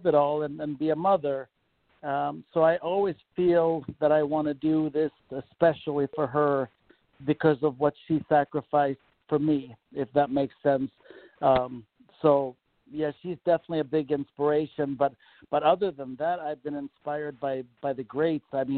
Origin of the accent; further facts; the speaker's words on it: Malmö, Skåne, Sweden; now in United States; I am from Malmo, Sweden, which is the southern tip of Sweden that's attached to Denmark, Copenhagen.